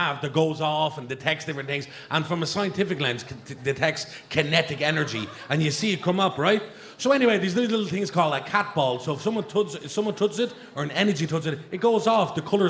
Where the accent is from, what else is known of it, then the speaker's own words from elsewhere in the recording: Dublin, Leinster, Ireland; I'm from Darndale